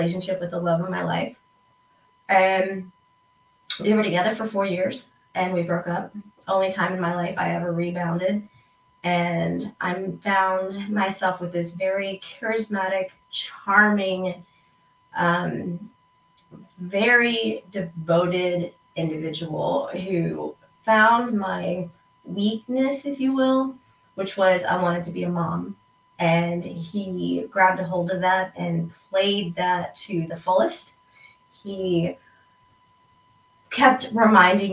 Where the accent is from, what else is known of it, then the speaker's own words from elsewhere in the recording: East Coast, United States; I am from the East Coast